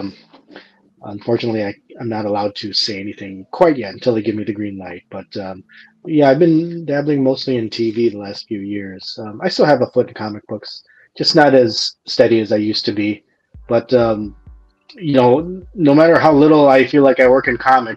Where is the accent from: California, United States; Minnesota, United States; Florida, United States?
Minnesota, United States; Minneapolis; I was born in Minneapolis, and I still live here in the suburbs of Minnesota